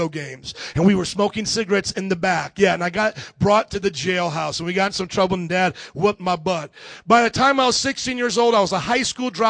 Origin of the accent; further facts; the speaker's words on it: Fort Wayne, Indiana, United States; now in Houston, United States; I was born and raised in Indiana, Fort Wayne, Indiana, about 300,000 people there